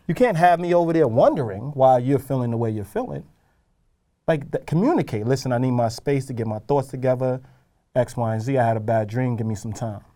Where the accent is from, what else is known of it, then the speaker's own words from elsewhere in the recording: New York, United States; I know I'm a New Yorker